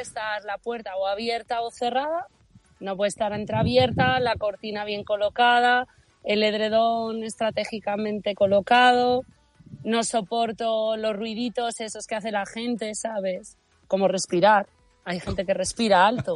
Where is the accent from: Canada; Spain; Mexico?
Spain; Bembibre, Castile and León; soy de Benvibre